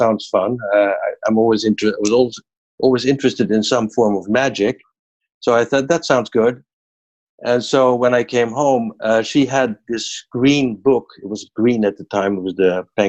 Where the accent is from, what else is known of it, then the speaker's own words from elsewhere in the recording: Netherlands; I'm from Holland